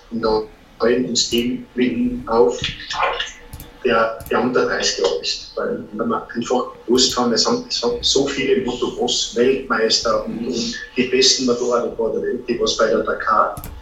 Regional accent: Tyrol, Austria; die endlosen Weiten, hat für mich als Tiroler wahrscheinlich sehr

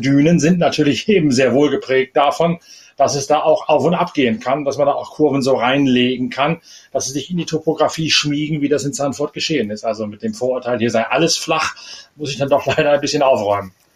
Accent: East Frisia, Lower Saxony, Germany; als Ostfriese von der Nordseeküste

